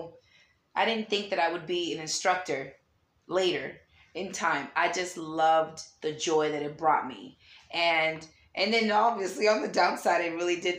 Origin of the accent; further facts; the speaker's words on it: Lynn, Massachusetts, United States; moved away; also born or lived in Danvers, Massachusetts; where I grew up in Lynn, Mass